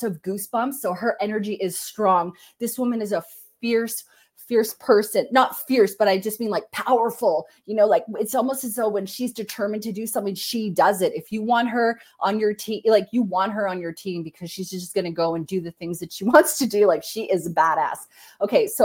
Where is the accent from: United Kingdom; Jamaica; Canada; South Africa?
Canada; I'm Canadian, so anybody who's not Canadian will have an accent to me